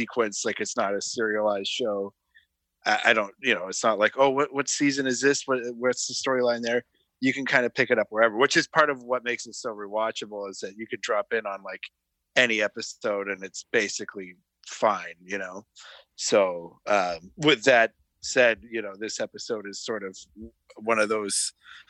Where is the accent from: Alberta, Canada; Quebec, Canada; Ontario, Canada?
Alberta, Canada; Calgary; now in Toronto, Canada; I'm from Calgary originally, but I live in Toronto now.